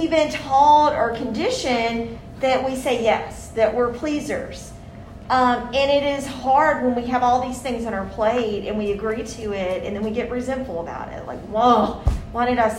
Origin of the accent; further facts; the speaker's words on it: Mississippi, United States; I'm someone from the South. I've grown up in Mississippi my whole life